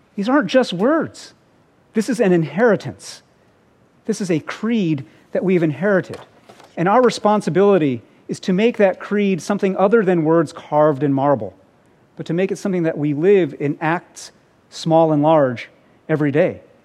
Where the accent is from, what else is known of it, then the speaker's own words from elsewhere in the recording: United States; as an American